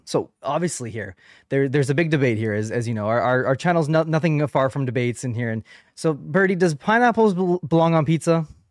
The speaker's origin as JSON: {"language": "English", "country": "Canada", "said": "I am a Canadian podcaster"}